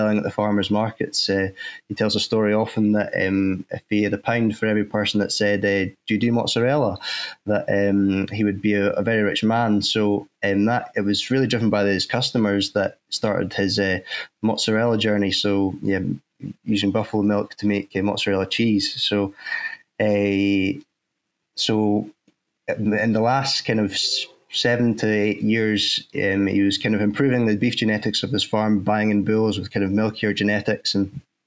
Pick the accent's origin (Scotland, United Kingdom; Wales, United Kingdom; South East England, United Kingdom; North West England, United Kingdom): Scotland, United Kingdom; Crosshill; at home where I was brought up in Fife, just outside next coal mining village in Cross Hill